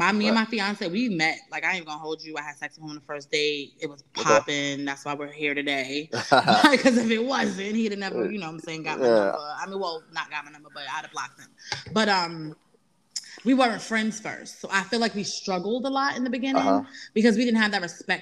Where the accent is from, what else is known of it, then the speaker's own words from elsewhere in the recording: New York, United States; I'm from New York